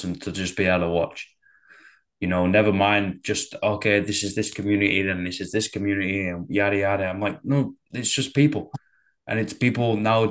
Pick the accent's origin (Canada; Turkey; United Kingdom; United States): United Kingdom; Manchester, North West England; growing up in Manchester